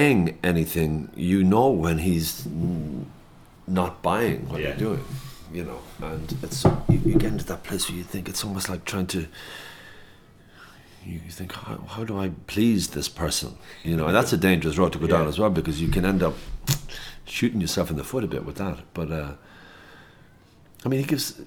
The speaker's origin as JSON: {"language": "English", "town": "Loughrea", "region": "Connacht", "country": "Ireland", "tie": "born or raised there", "also_born_or_lived": "Tuam", "said": "I'm from Loughrea, County Galway, and I went to school for 6 years in St. Charlotte's College in Tuam College"}